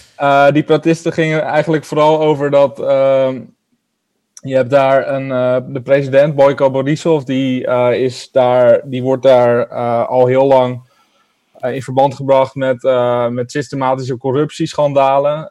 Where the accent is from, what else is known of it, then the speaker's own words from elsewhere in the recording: Netherlands; als Nederlander